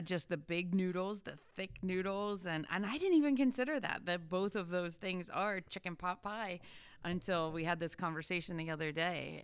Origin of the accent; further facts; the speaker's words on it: Pennsylvania, United States; I'm from Pennsylvania